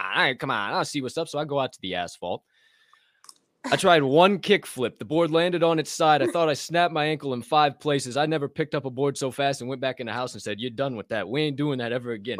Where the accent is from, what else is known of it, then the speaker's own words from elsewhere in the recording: Southern Illinois, United States; moved away; I grew up in Southern Illinois